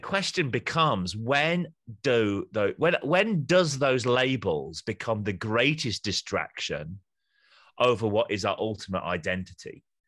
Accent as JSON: {"language": "English", "region": "Yorkshire and the Humber", "country": "United Kingdom", "moved": "as an adult", "said": "I'm a Yorkshireman on mission to the South"}